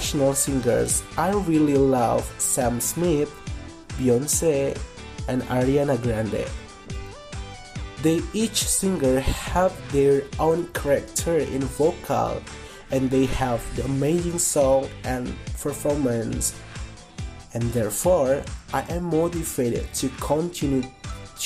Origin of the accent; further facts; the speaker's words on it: Kuningan, West Java, Indonesia; English is a second language; I was born in Kuningan on June 13, 2001. So, now I am 20 years old. Now, I live in Windusakan Village, Kuningan District, Kuningan Regency, West Java Province, Indonesia.